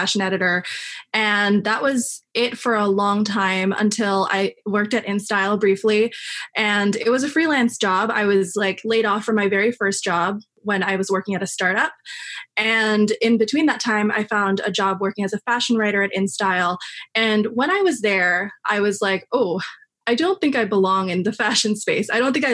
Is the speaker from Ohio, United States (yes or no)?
no; New York City, New York, United States; I'm from Queens, so I grew up in New York